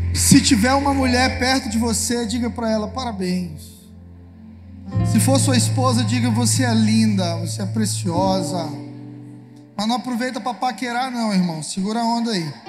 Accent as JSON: {"language": "Portuguese", "town": "Lago da Pedra", "region": "Maranhão", "country": "Brazil", "said": "Sou do Lago da Pedra"}